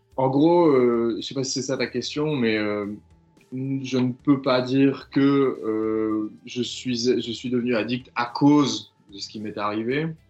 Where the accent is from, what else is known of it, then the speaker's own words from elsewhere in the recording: Belgium; chez nous en Belgique